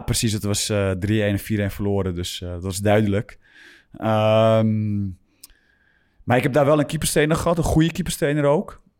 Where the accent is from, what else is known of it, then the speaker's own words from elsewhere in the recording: Grootschermer, North Holland, Netherlands; moved away; also born or lived in Alkmaar / Utrecht; ik ben begonnen bij, bij GSV, niet, niet vergeten, in Groot Schermer